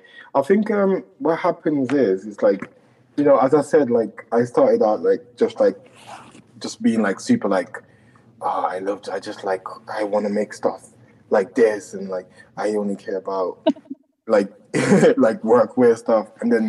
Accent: London, United Kingdom; also born or lived in Jamaica; like I'm from Jamaica, so it's obviously a massive part of who I am. So like I'm mixing like the kind of like growing up in London

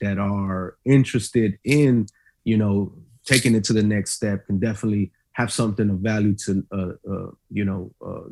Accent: Austin, Texas, United States; also born or lived in Del Valle; I grew up on the east side of Riverside before I moved to Del Valle

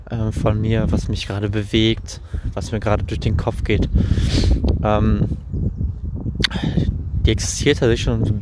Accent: Düsseldorf, North Rhine-Westphalia, Germany; born there; now in Bielefeld, Germany; bin äh, 25 Jahre alt und ähm, ja, wie schon erwähnt, lebe ich in Bielefeld, gebürtig bin ich aus Düsseldorf, also in recht echte Rheinländer.

